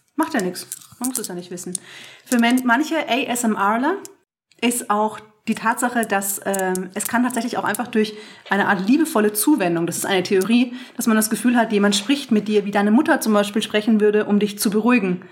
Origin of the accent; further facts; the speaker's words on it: Franconia, Bavaria, Germany; mein Bayer, Bayerntum, was nicht ganz korrekt ist, denn ich bin ja Fränkin